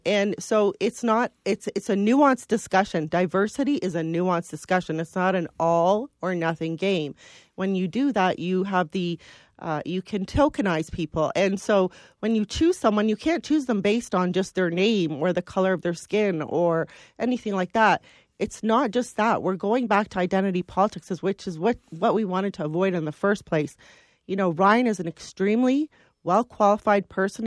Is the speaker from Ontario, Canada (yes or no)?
yes; London, Ontario, Canada; I was born in London.